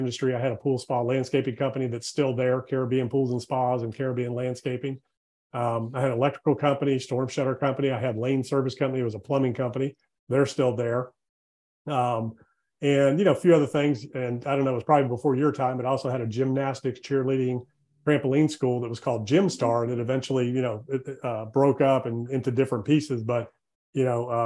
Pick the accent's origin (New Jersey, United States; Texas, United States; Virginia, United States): Virginia, United States; Virginia Beach; moved away as an adult; also born or lived in Outer Banks, North Carolina; I'm from Virginia Beach originally. That's where all my family's from.